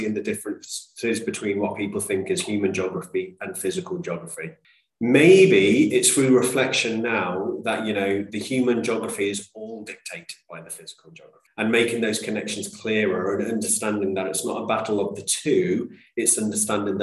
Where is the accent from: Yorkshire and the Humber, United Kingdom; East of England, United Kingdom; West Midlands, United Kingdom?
West Midlands, United Kingdom; Coventry; I am a British Indian, born and bred here